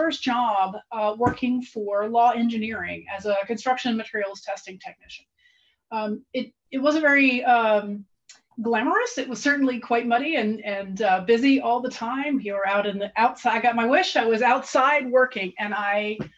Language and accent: English; Tennessee, United States; I'm from Tennessee